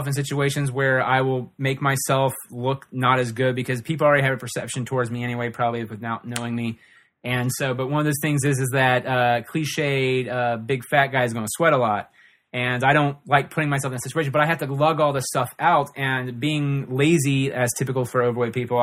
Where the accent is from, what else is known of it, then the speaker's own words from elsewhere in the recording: Ohio, United States; I'm from Ohio